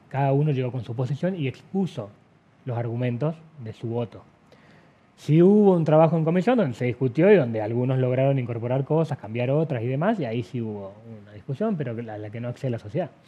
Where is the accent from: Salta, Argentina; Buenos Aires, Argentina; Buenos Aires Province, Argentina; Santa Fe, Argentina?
Salta, Argentina; somos los salteños